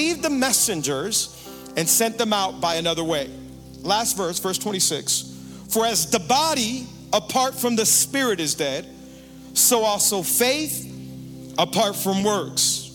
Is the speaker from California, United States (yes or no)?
no; Miami, Florida, United States; I am from Miami, born and raised